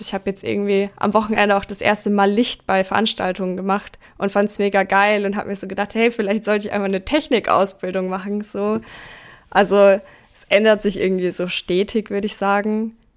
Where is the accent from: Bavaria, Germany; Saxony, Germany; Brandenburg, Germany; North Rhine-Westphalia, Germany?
Bavaria, Germany; near Nuremberg; ich bin in der Nähe von Nürnberg aufgewachsen